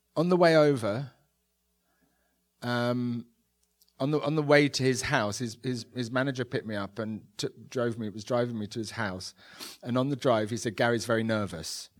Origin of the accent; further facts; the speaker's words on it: London, United Kingdom; I grew up in London without much means in the s, eighties and nineties